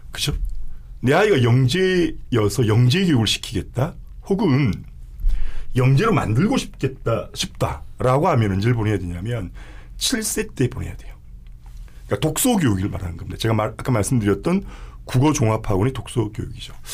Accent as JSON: {"language": "Korean", "region": "Gyeongsang", "country": "South Korea", "also_born_or_lived": "Busan", "accent": "Gyeongsang", "said": "제 발음이 좀 경상도"}